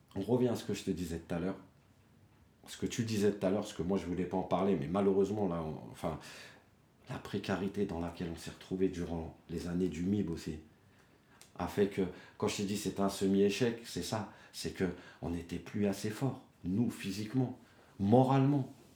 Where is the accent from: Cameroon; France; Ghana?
France; Dammarie-les-Lys, Île-de-France; now in Choisy-le-Roi, France; il y a des petites villes comme chez nous, à Damarie